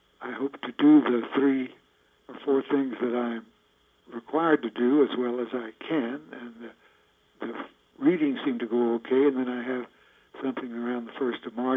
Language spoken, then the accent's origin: English; the South, United States; also born or lived in Western North Carolina; East Tennessee and Western North Carolina, where I grew up